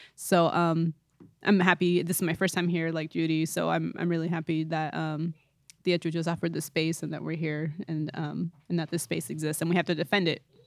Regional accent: East Bay, Northern California, United States; I'm from Northern California, so I'm from the East Bay area

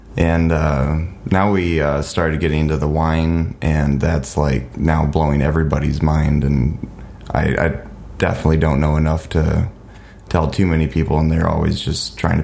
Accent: Watervliet, Michigan, United States; moved away as an adult; now in Grand Rapids, United States; my hometown called Arclight in Waterville, Michigan.

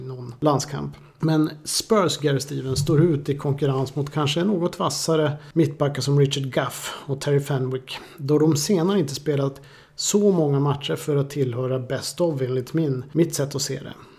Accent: Boden, Norrbotten County, Sweden; moved away; Jag växte upp i Boden en gång för länge sedan.

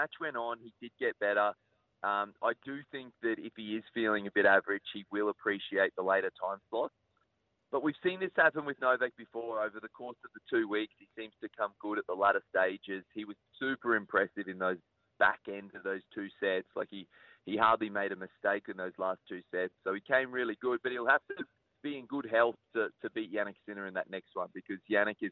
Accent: Queensland, Australia; being a Queenslander

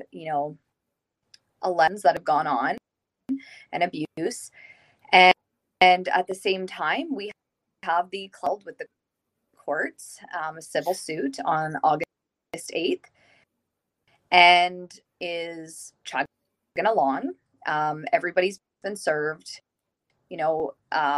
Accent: Saskatchewan, Canada; I am born and raised in Saskatchewan

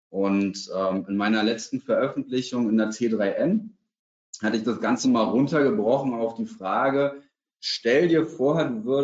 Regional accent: Berlin, Germany; Für mich als Berliner gehört Hellweg zum Beispiel in meiner subjektiven Wahrnehmung zu den Top drei Baumärkten in Deutschland.

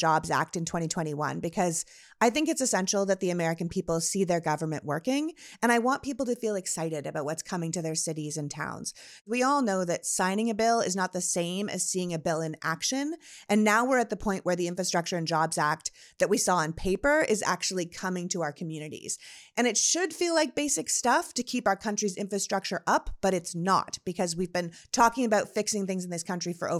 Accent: Toronto, Ontario, Canada; When I grew up in Toronto, people used to say there were two seasons, winter and construction.

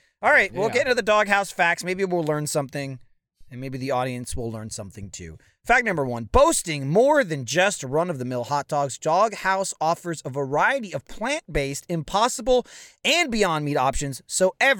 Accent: United States; moved away; I grew up like in New York, New Jersey.

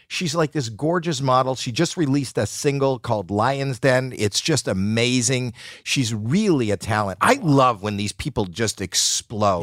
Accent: Canada; now in United States; I'm Canadian

